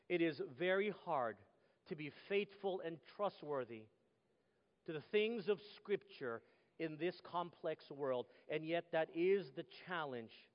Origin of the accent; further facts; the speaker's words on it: Texas, United States; moved away; Growing up in Texas, it was what they call football country